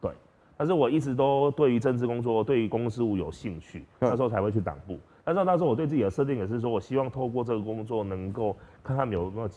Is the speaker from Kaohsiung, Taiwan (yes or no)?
no; Tainan, Taiwan; moved away as an adult; now in Pingtung, Taiwan; 我是台南人